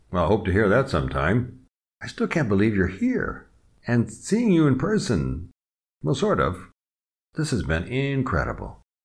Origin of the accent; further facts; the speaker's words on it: Des Moines, Iowa, United States; also born or lived in Chicago / Omaha / San Diego; now in France; I was born in Des Moines, Iowa